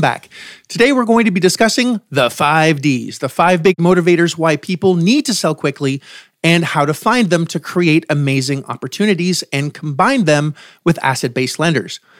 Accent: Canada; now in United States; I'm from Canada originally, and we have free healthcare.

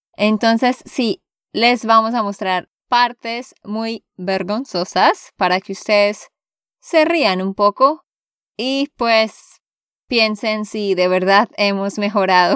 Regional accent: Santander, Colombia; de Santander, Colombia

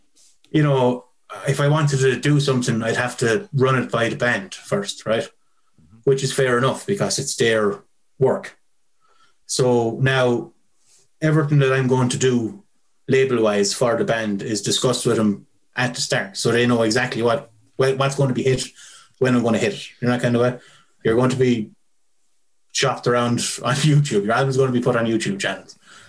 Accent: Clonmel, Tipperary, Ireland; Clonmel. Well, outside Clonmel.

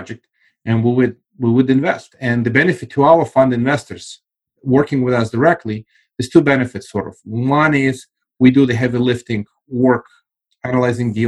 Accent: Russia; now in United States; I actually come from the former Soviet Union. I left, it was still Soviet Union.

